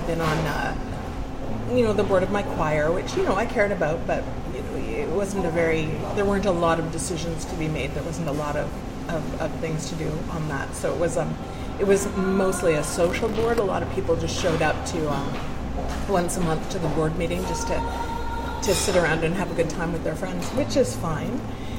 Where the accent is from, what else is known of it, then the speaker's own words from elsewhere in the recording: East Coast, United States; It is almost even not morning for me right now because I'm from the East Coast.